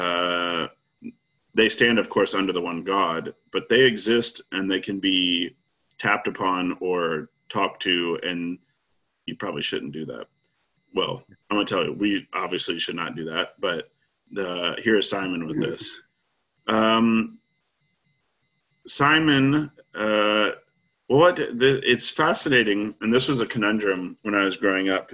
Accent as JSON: {"language": "English", "region": "Arkansas", "country": "United States", "tie": "born or raised there", "said": "when I was growing up in Arkansas"}